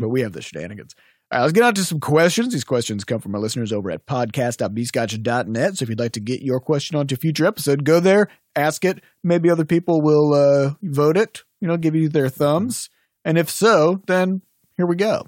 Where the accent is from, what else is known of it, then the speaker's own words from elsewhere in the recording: United States; I'm American